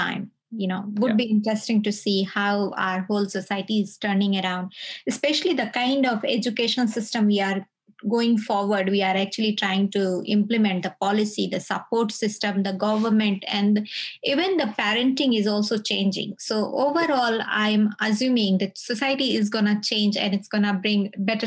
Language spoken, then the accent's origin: English; India; now in Sydney, Australia; I live in Sydney, I recognize and as an Indian